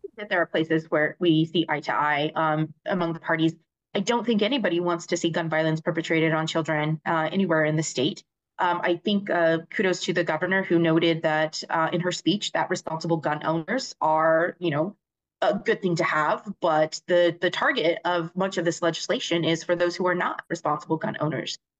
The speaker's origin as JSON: {"language": "English", "town": "Loving", "region": "New Mexico", "country": "United States", "tie": "born or raised there", "said": "my hometown school district, the Loving School District"}